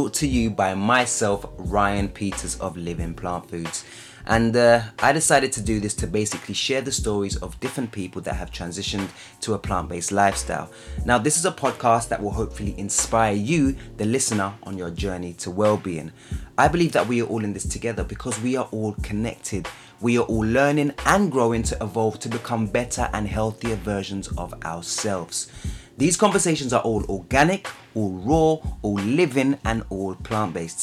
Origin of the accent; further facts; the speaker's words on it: London, United Kingdom; I'm obviously from Southeast London, Peckham.